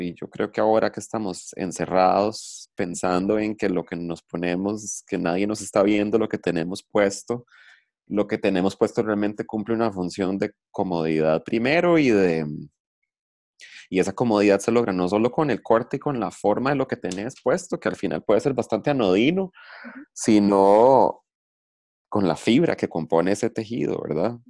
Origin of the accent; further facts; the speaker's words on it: Liberia, Guanacaste, Costa Rica; Yo crecí en Liberia